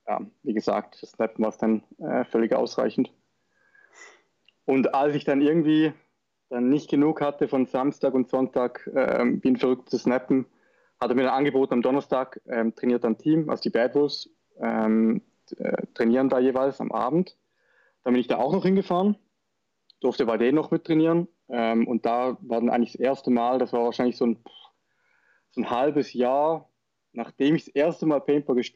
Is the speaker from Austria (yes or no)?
no; Schaffhausen, Switzerland; Ich komme aus der Schweiz, aus Schaffhausen, also sprich aus dem Norden.